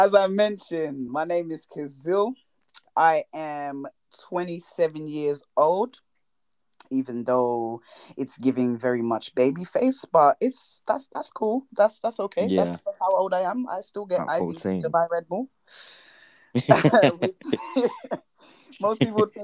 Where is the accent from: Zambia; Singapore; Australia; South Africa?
Zambia; I'm very much Zambian